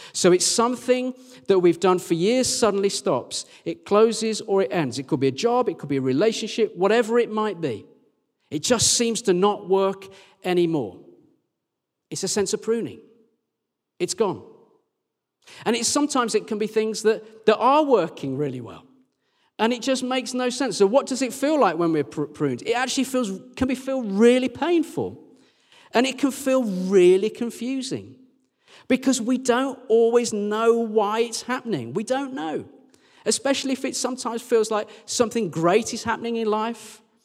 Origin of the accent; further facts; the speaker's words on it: near Birmingham, West Midlands, United Kingdom; now in Sheffield, United Kingdom; that's near my hometown